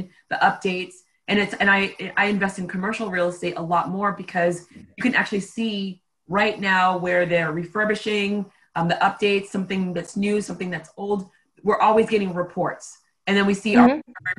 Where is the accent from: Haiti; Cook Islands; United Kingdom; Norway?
Haiti; now in United States; I'm from Haiti